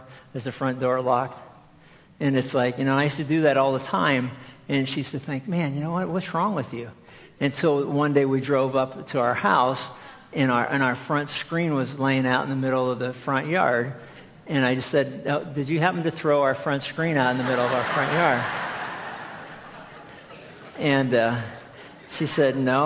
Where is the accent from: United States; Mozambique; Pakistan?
United States; East Coast; moved away; we grew up back on the East Coast